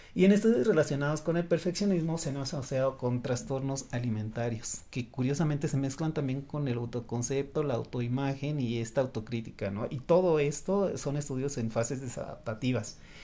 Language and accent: Spanish; Mexico; Los mexicanos